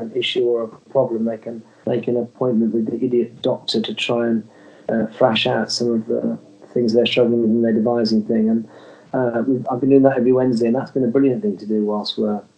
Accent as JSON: {"language": "English", "town": "Birmingham", "region": "West Midlands", "country": "United Kingdom", "said": "I'm from Birmingham."}